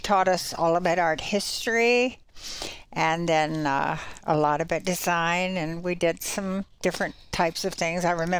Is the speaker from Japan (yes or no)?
no; Richmond, Virginia, United States; moved away; also born or lived in North Carolina / Ohio; I was born in Richmond, Virginia, and grew up there. Went to school in North Carolina, a little girls' school, and studied art there.